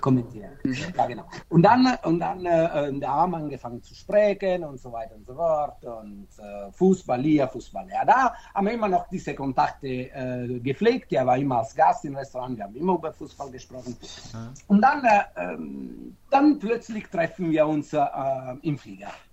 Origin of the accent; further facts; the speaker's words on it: Naples, Campania, Italy; German is a second language; moved away; ich bin Italiener, also äh, Italiener, ich bin Neapolitaner